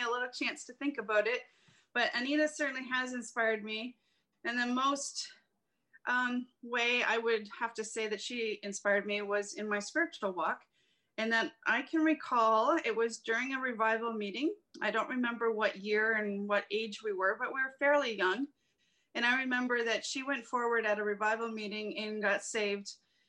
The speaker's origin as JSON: {"language": "English", "town": "Cheapside", "region": "Ontario", "country": "Canada", "tie": "born or raised there", "said": "I was born August 9th in 1972, living in Cheapside, that little village of Cheapside"}